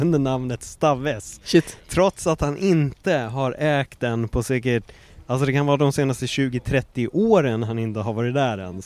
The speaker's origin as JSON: {"language": "Swedish", "town": "Stockholm", "region": "Stockholm County", "country": "Sweden", "tie": "born or raised there", "also_born_or_lived": "Östberga, Stockholm", "moved": "yes", "said": "jag var bara en jävla stockholmare"}